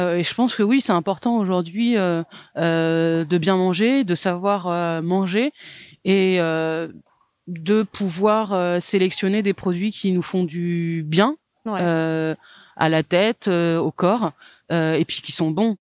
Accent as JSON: {"language": "French", "area": "the South-West", "region": "south-west France", "country": "France", "tie": "born or raised there", "said": "je suis née dans le Sud-Ouest"}